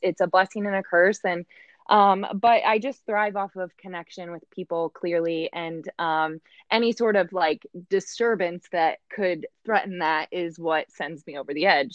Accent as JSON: {"language": "English", "region": "Michigan", "country": "United States", "tie": "born or raised there", "also_born_or_lived": "Kentucky", "moved": "as an adult", "lives_now": "Indianapolis, United States", "said": "originally I'm from Michigan, so I really just am your textbook Midwest girl, um, born and raised here"}